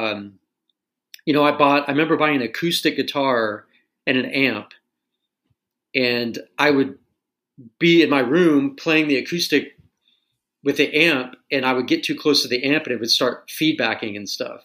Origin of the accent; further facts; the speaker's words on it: Tulsa, Oklahoma, United States; growing up in Tulsa